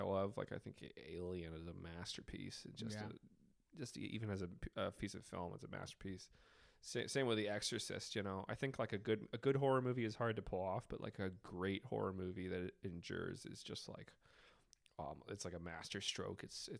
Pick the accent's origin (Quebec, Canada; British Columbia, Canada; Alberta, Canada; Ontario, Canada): British Columbia, Canada; I'm from British Columbia.